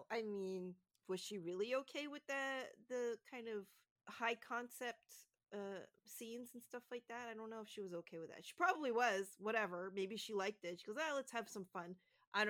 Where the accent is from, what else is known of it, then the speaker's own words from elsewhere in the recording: Canada; being a Canadian